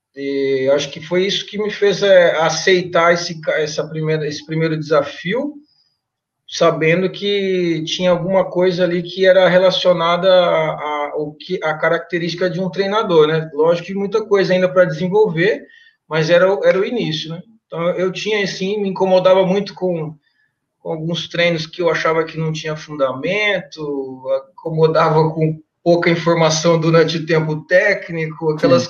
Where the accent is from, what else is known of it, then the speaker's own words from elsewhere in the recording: Mirandópolis, São Paulo, Brazil; moved away; na minha cidade natal, né, Mirandópolis